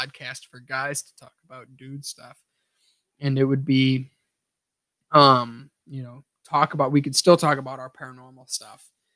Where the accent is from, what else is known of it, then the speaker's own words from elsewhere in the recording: Ohio, United States; now in Minnesota, United States; me and Don are in Minnesota. I'm originally from Ohio